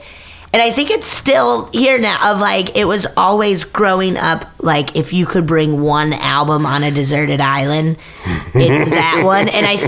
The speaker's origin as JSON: {"language": "English", "town": "Breckenridge", "region": "Colorado", "country": "United States", "moved": "yes", "lives_now": "Los Angeles, United States", "said": "Actually, Breckenridge. Originally, I'm from Summit County, Colorado."}